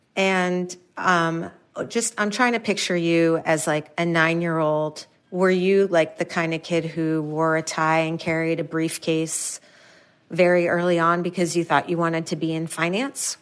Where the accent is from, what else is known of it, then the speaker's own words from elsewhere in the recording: New York City, New York, United States; I'm from New York City, like Manhattan